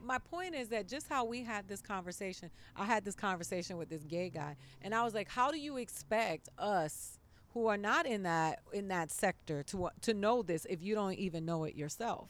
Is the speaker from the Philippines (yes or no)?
no; Miami, Florida, United States; Miami. I grew up in Miami